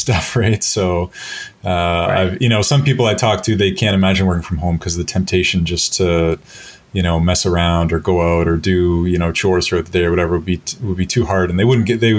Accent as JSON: {"language": "English", "area": "near Toronto", "region": "Ontario", "country": "Canada", "tie": "born or raised there", "also_born_or_lived": "Minneapolis, United States / New Zealand", "said": "I'm a Canadian. So I'm right now living in Toronto. But I grew up near Toronto."}